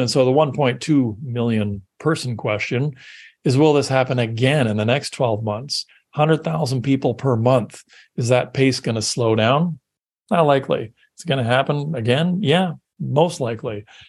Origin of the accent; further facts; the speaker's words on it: Canada; I'm Canadian